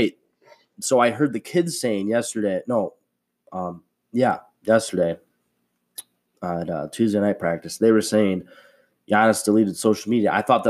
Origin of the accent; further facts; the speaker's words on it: Wisconsin, United States; I'd pick the Packers. Come on. That's my home state.